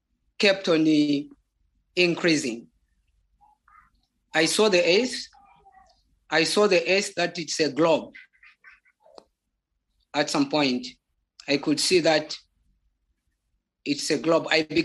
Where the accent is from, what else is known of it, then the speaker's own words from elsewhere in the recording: Zambia; first language Bemba; English is a second language; There is a language we call Bemba. That is my mother tongue.